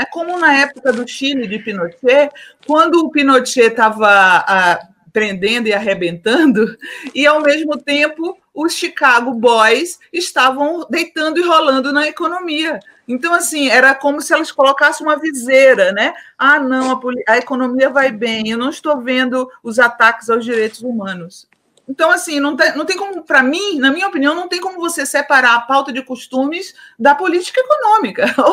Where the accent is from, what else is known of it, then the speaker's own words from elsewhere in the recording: Brazil; mas como brasileira, eu tenho lugar de fala sim.